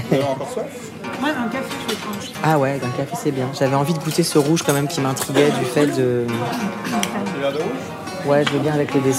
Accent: Normandy, France; Et euh, ça me rappelle mon enfance en Normandie.

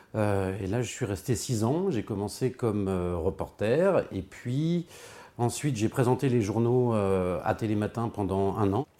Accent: Hauts-de-Seine, Île-de-France, France; moved away as an adult; also born or lived in Versailles; now in Beaulieu-lès-Loches, France; Je suis né à Versailles, j'ai grandi euh, dans les Hauts-de-Seine

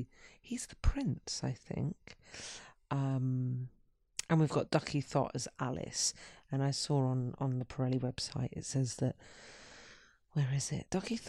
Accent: London, United Kingdom; Growing up in London, I often lived in a fantasy world of fairy tales and detective novels.

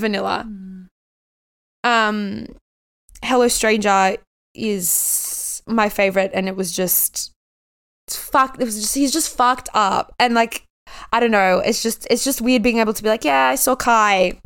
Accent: Australia; my home country

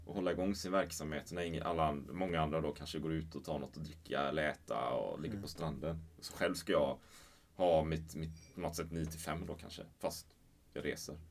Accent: Sweden

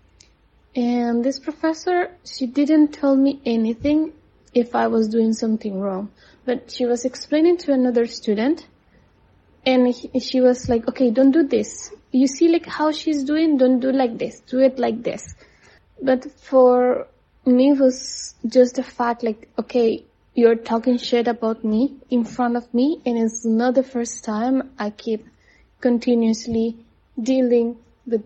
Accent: Costa Rica; moved away as an adult; now in China; I'm from Costa Rica. I live in China for the last 3 years

